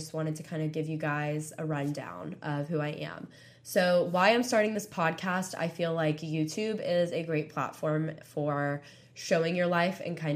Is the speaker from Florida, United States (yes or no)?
yes; Panama City Beach, Florida, United States; moved away as an adult; now in Tuscaloosa, United States; I'm from Panama City Beach, Florida